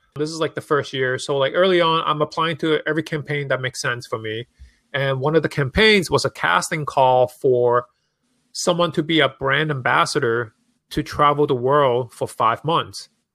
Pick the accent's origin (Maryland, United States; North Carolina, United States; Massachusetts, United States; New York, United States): New York, United States; New York City; also born or lived in Hong Kong; growing up in New York City, like, fashion is such a huge part of, like, the culture and streets